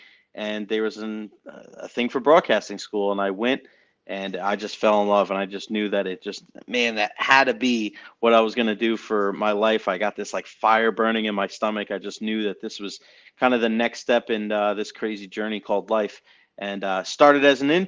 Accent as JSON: {"language": "English", "area": "Long Island", "region": "New York", "country": "United States", "tie": "born or raised there", "moved": "as an adult", "lives_now": "Tampa Bay area, United States", "said": "I grew up in New York, Long Island, and I moved down to the Tampa Bay area when I was 20 with a couple of friends of mine"}